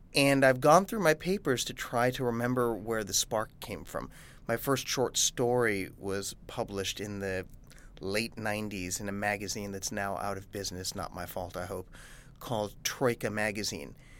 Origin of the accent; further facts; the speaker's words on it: New York, United States; I'm a New Yorker